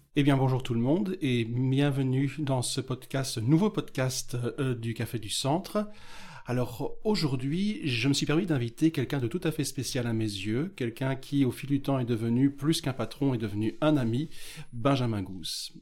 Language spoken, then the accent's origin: French; Beauvechain, Wallonia, Belgium; Je suis effectivement originaire de la même commune que toi, Beauvechain, dans l'est du Brabant Wallon